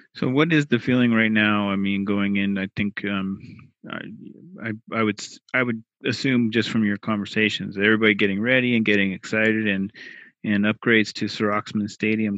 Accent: Portland, United States; Growing up in Portland

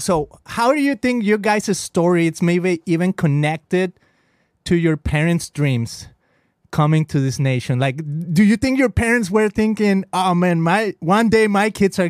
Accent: Mexico; now in United States; I'm an immigrant, right? I come from Mexico.

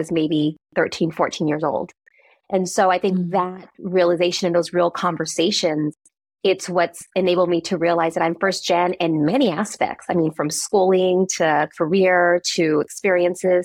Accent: San Francisco, California, United States; growing up in the San Francisco Mission District

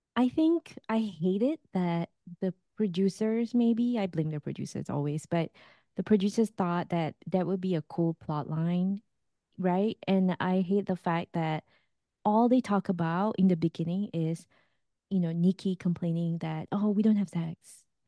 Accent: Singapore; moved away; as a Singaporean

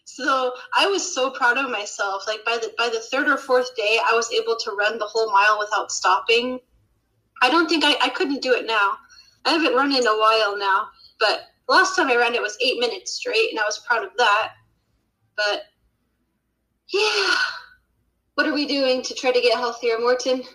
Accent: Utah, United States; now in Sweden; I'm from Utah, you know, a totally different culture to to Ohio

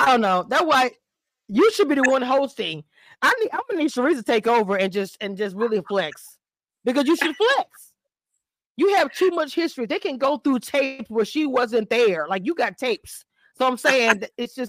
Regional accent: Louisiana, United States; I'm from Louisiana

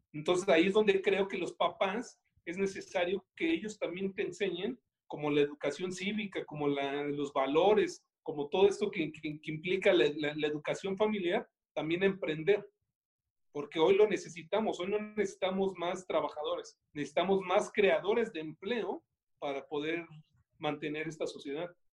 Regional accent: Mexico; no solamente como mexicanos

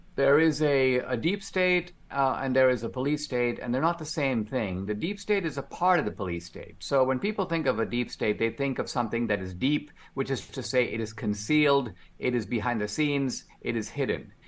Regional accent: India; now in United States; I'm an immigrant. I grew up in India

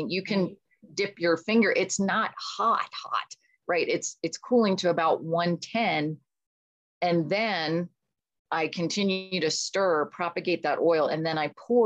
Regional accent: Pittsburgh, Pennsylvania, United States; moved away as an adult; also born or lived in England; I grew up in Pittsburgh

